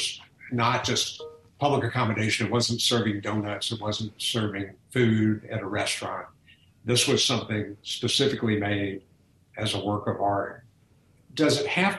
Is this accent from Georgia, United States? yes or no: yes; Atlanta, Georgia, United States; moved away; I grew up in Atlanta